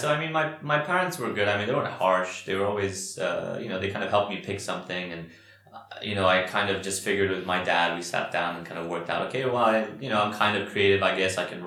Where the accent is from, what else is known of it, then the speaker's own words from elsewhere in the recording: Dubai, United Arab Emirates; also born or lived in Qatar; now in Bahrain; I was raised in Dubai